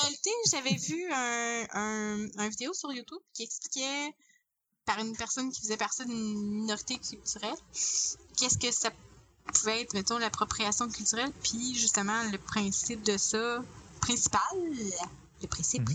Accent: Quebec, Canada; en tant que québécois oui on dans un Canada on est minoritaire

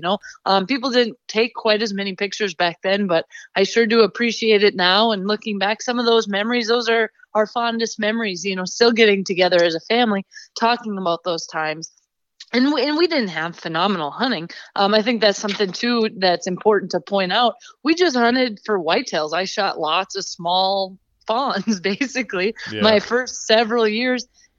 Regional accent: Minnesota, United States; now in South Dakota, United States; Well, I was originally a Minnesota girl. I grew up in Minnesota. That's where my family is.

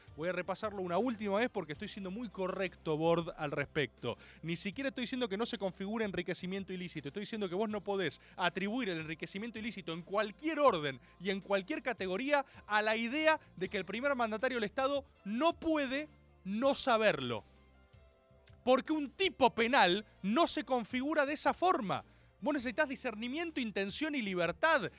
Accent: Argentina; como argentino y como abogado

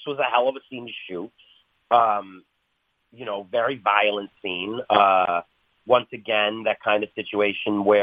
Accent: Buffalo, New York, United States; I'm from Buffalo

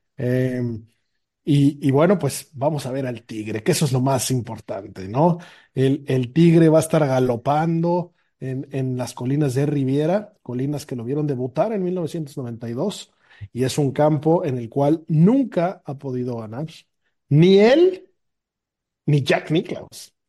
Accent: Mexico; de México.

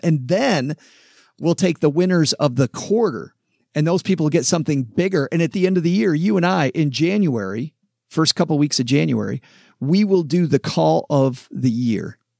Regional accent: Southwest Michigan, United States; I grew up in farmland in Southwest Michigan

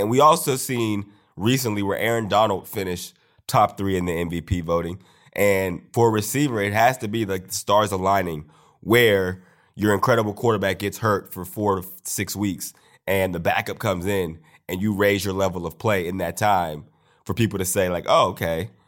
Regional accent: Steeler country, Pennsylvania, United States; growing up in Steeler country

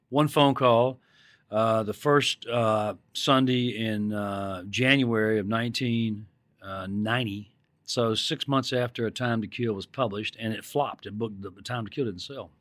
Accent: Mississippi, United States; when I was growing up in Mississippi

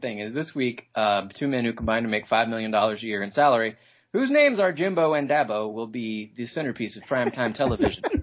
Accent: Georgia, United States; I'm from Georgia

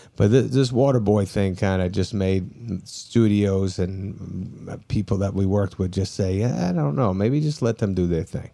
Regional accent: New Hampshire, United States; also born or lived in Brooklyn, New York; I grew up in New Hampshire

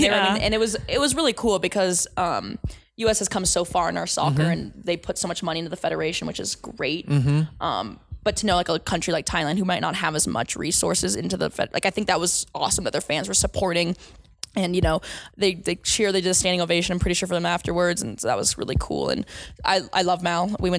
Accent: United States; But, you know, I'm American, so let's go USA.

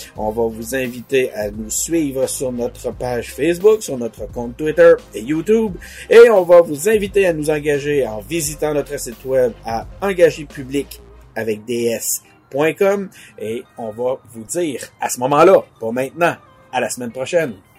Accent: Quebec City, Quebec, Canada; nous-mêmes, on est de Québec

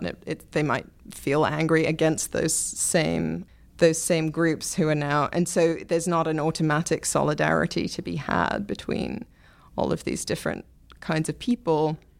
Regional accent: England, United Kingdom; moved away; I'm from England where, you know, we do still have sort of the National Health

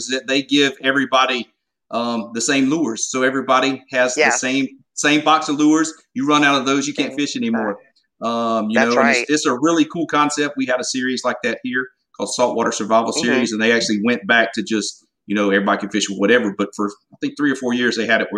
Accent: Golden Isles area in Southeast Georgia, United States; accent: Southern; grew up in the Golden Isles area in Southeast Georgia

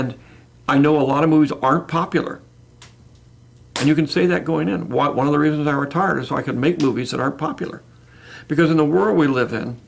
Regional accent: San Francisco, California, United States; I grew up in San Francisco, Bay Area

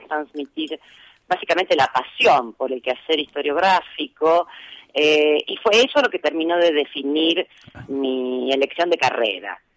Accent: Rosario, Santa Fe, Argentina; also born or lived in Cañada de Gómez; yo nací en Cañada de Gómez, eh, casi diría de manera casual, porque mi padre estaba en ese momento trabajando allí, eh, pero me vine a vivir a Rosario cuando tenía cuatro meses

